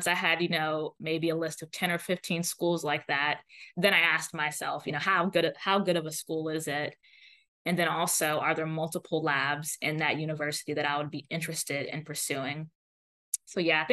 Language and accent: English; Florida, United States; also born or lived in Atlanta, Georgia / Pasadena, California; now in Cambridge, United States; I'm from Florida, and I wanted to just be closer to family